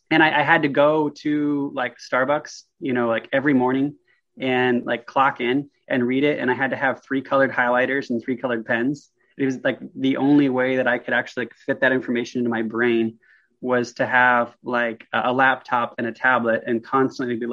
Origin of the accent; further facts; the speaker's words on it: Vancouver, Washington, United States; so Vancouver, Washington is essentially just two miles from Portland, Oregon. So we're, we're right there, uh, about two exits from Oregon, uh, right above Portland, Oregon.